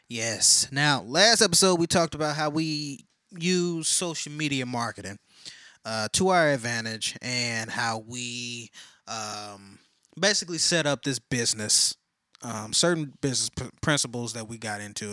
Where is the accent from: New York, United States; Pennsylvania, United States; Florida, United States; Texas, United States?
Texas, United States; I'm a Texan